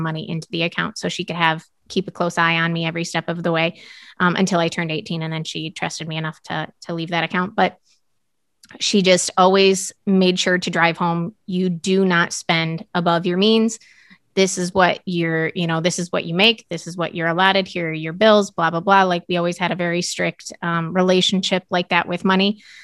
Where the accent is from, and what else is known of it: United States